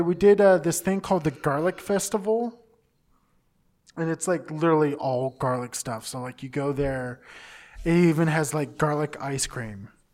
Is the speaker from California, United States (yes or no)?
yes; Southern California, United States; I grew up in Southern California all my life